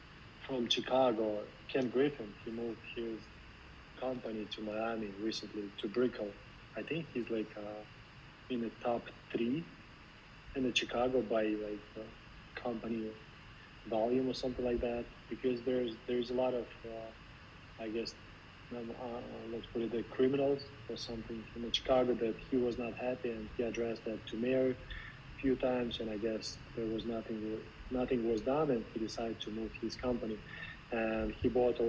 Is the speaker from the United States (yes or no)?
no; Russia; moved away; since I'm originally from Russia